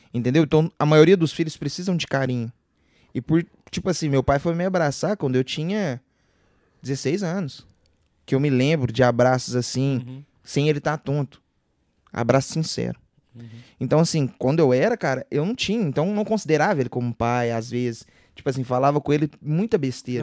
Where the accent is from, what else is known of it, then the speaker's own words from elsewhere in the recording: Divinópolis, Minas Gerais, Brazil; sou nascido e criado lá, em Divinópolis